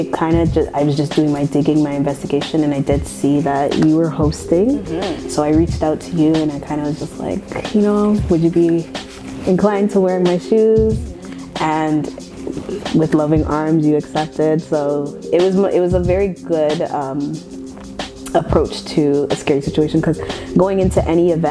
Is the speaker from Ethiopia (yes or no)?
no; Toronto, Ontario, Canada; I grew up on the outskirts of Scarborough.